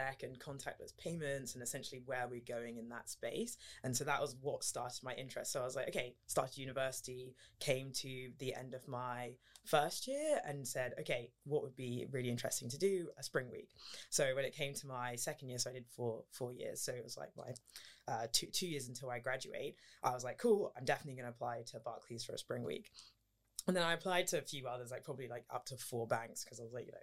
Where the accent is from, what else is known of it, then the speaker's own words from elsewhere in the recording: London, United Kingdom; also born or lived in St Andrews, Scotland; I'm from London